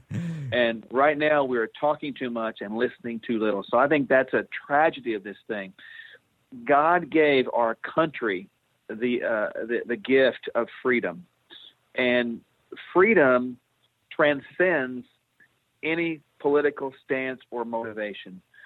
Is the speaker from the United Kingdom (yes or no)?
no; Oklahoma, United States; I came back to uh, my home state of Oklahoma